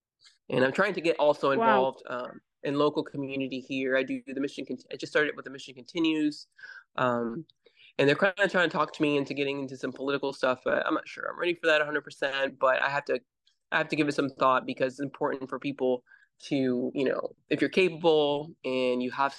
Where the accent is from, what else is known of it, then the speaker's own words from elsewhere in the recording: Panama; Sure. I grew up in Central America. I grew up in Panama. My dad was in the military and I went to DOD schools.